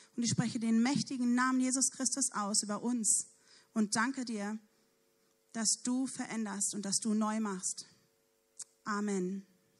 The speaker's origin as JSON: {"language": "German", "town": "Neumünster", "region": "Schleswig-Holstein", "country": "Germany", "said": "ich komme ja nun aus Neumünster"}